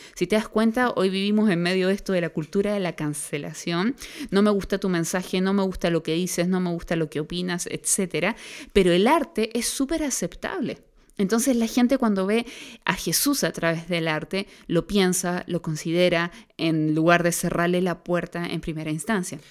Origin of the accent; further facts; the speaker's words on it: Concepción, Biobío, Chile; Nosotros vivimos en una cultura chilena y más específicamente los que somos aquí de Conce, una cultura penquista